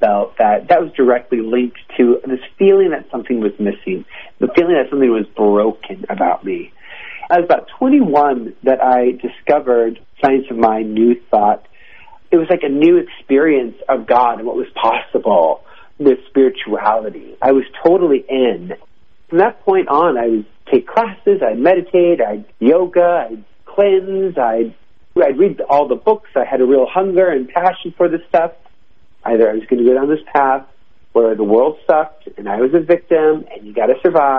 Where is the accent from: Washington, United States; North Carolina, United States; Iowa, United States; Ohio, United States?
Washington, United States; Seattle; now in Los Angeles, United States; I grew up in Seattle, Washington, which is almost as north as you can get